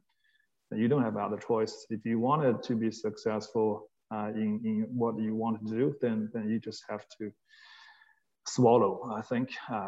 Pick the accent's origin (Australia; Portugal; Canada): Australia; now in China; A few things I probably wouldn't do as an Australian as well.